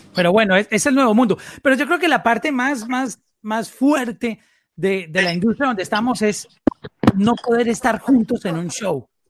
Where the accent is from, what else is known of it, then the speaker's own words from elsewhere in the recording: Colombia; nosotros somos colombianos todos.